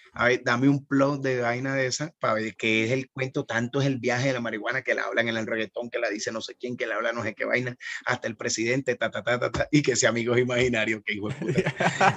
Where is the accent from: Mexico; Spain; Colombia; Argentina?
Colombia; Barranquilla, Atlántico; de la costa, de donde soy yo en Barranquilla